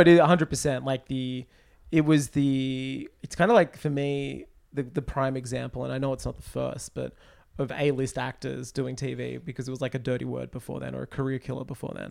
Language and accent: English; United States; I'm an American